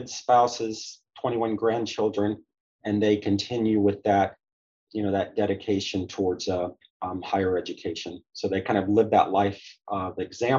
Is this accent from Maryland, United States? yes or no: no; Chattanooga, Tennessee, United States; also born or lived in Michigan / Indiana; now in Orlando, United States; I was technically born in Michigan, but my parents then went to Indiana. My dad got his PhD at Purdue. And so then as a preschooler, first memories in Chattanooga, Tennessee. So I lived in Chattanooga, Tennessee, outside of their Collegedale